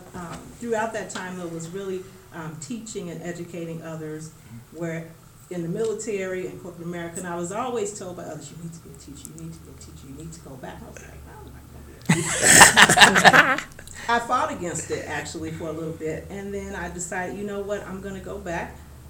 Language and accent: English; Chicago, Illinois, United States; moved away as an adult; now in Denver, United States; growing up on the South Side was a blessing, South Side of Chicago